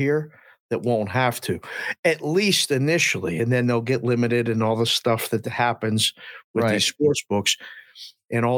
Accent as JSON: {"language": "English", "town": "Pittsburgh", "region": "Pennsylvania", "country": "United States", "tie": "born or raised there", "said": "I was a kid from Pittsburgh"}